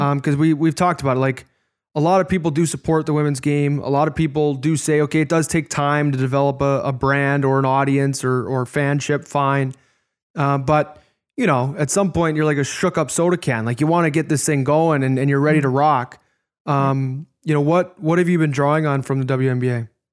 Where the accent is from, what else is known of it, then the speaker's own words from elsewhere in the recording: Chicago, Illinois, United States; as a young man growing up in Chicago